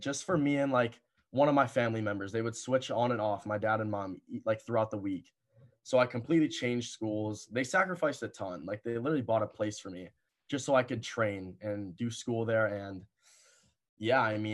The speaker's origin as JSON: {"language": "English", "town": "Cleveland", "region": "Ohio", "country": "United States", "tie": "born or raised there", "said": "I started out in Cleveland, which is where my hometown is"}